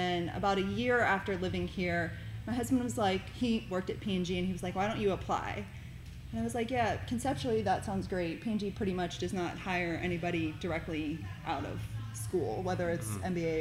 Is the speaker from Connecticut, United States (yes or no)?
no; Pennsylvania, United States; moved away as an adult; also born or lived in Cincinnati, Ohio; now in Fort Thomas, United States; I am from Pittsburgh, Pennsylvania. So I'm actually from a small town about 20 miles south. I grew up there my whole life